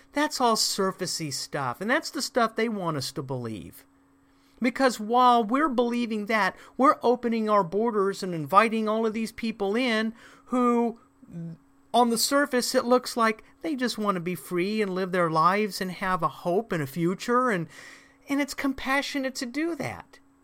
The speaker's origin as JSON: {"language": "English", "country": "United States", "said": "as an American"}